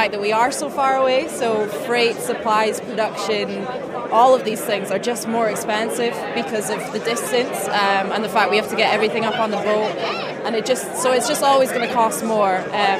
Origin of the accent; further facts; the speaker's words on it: Shetland, Scotland, United Kingdom; I've come down from Shetland.